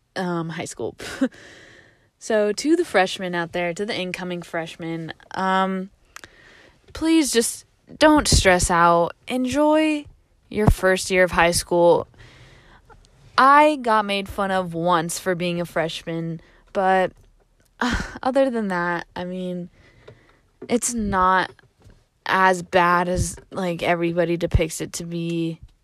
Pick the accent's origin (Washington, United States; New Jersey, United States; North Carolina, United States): Washington, United States; also born or lived in California; coming back to Washington